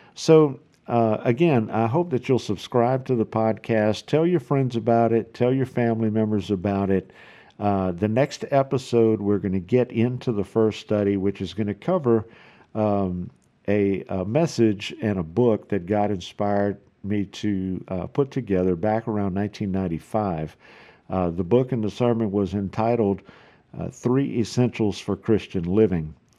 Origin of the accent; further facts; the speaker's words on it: South Louisiana, United States; accent: South Louisiana; now in Houston, Texas, United States; I'm originally from South Louisiana, so if you don't recognize the accent, that's what it is.